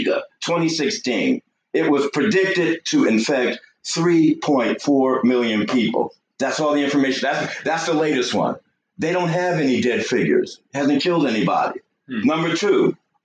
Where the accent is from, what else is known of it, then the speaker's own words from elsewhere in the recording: New York, United States; now in Georgia, United States; I'm a New Yorker